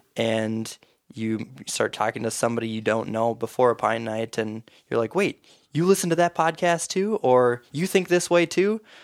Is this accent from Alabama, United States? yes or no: no; Mora, Minnesota, United States; I grew up in Mora, which is east central Minnesota